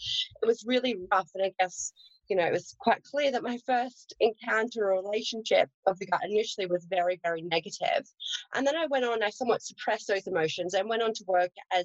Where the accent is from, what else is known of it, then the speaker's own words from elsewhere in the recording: Australia; accent: Australian; I was raised on a farm in Australia, so I'm an Aussie girl, hence the accent.